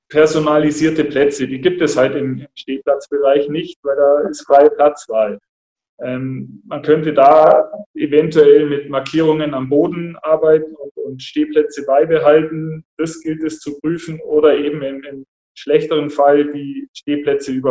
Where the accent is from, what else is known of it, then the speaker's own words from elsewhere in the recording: Augsburg, Bavaria, Germany; hier in Augsburg groß geworden und dann bin ich äh, 99 weg nach Kassel für ein Jahr